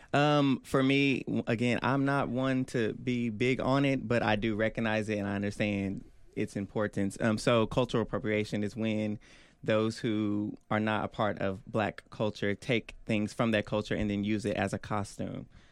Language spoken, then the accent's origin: English; Oklahoma City, Oklahoma, United States; I'm from Northwest Oklahoma City, Oklahoma.